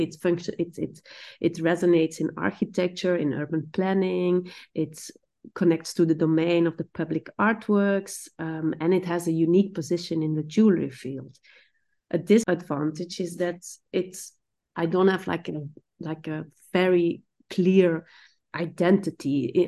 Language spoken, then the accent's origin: English; Belgium; now in Amsterdam, Netherlands; I grew up in Stenar, which is stone village.